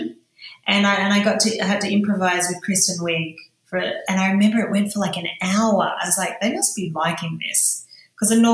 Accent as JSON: {"language": "English", "town": "Sydney", "region": "New South Wales", "country": "Australia", "tie": "born or raised there", "moved": "yes", "said": "my stories growing up in Sydney's western suburbs"}